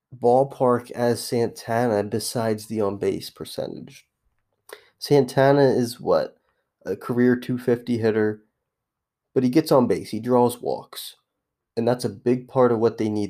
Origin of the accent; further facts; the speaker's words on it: New Jersey, United States; I'm not from Chicago. I'm from the Philly area, but South Jersey specifically